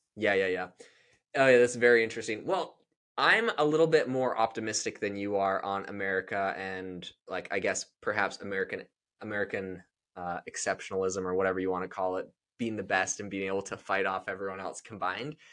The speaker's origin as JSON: {"language": "English", "country": "Canada", "moved": "yes", "lives_now": "United States", "said": "I'm from Canada"}